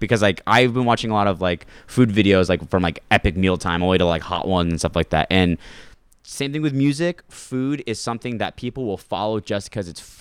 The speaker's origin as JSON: {"language": "English", "region": "California", "country": "United States", "said": "I'm only from California"}